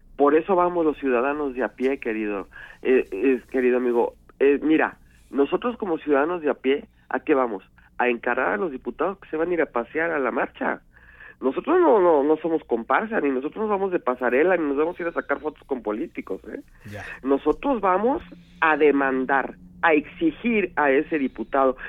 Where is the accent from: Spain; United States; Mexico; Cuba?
Mexico; Somos mexicanos.